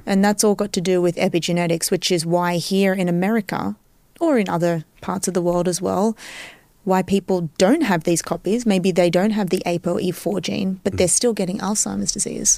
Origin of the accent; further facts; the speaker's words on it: Australia; moved away as an adult; also born or lived in Cyprus (ancestry); now in New York, United States; I was born and raised in Australia